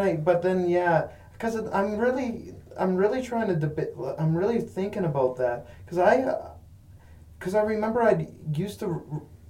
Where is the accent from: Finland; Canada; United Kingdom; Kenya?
Canada; Buffalo Pound, near Moose Jaw, Saskatchewan; I was growing up in Buffalo Pound